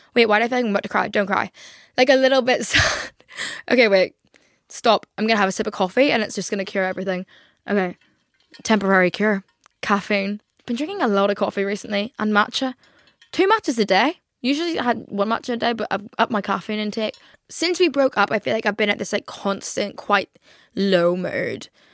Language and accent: English; Ireland; now in England, United Kingdom; I moved to England and I was the token Irish friend.